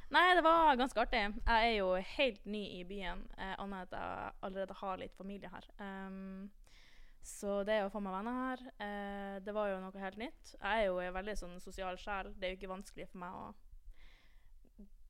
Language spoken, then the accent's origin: Norwegian; Tromsø, Troms, Norway; moved away as an adult; now in Trondheim, Norway; jeg er fra Tromsø